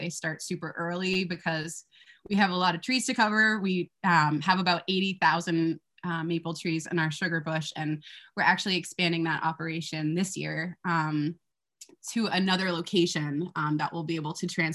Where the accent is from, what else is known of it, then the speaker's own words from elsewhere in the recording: Massachusetts, United States; I grew up in Massachusetts